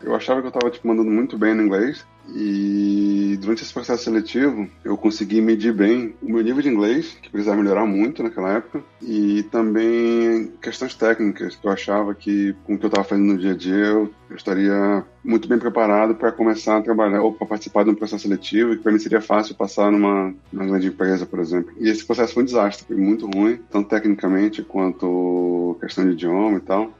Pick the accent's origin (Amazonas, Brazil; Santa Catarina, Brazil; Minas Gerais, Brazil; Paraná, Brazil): Amazonas, Brazil; Manaus; moved away as an adult; also born or lived in São Paulo, Brazil / Cape Town, South Africa; now in Vancouver, Canada; Eu tenho 34 anos, sou de Manaus